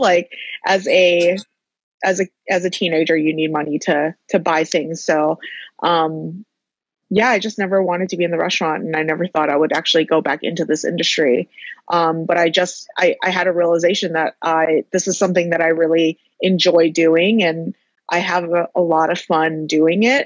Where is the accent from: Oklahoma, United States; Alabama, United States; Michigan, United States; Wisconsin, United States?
Michigan, United States; Dearborn; moved away as an adult; also born or lived in Chicago / San Diego / Las Vegas; now in Los Angeles, United States; I grew up in Dearborn for for most of my life